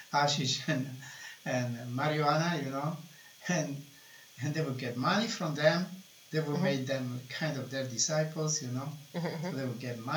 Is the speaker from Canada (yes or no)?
no; Italy; moved away; I am from Italy